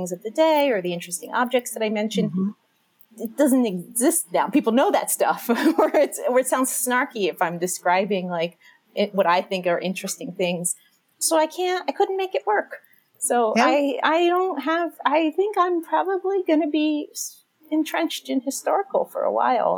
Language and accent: English; Philadelphia, Pennsylvania, United States; now in Chicago, United States; I grew up in Philadelphia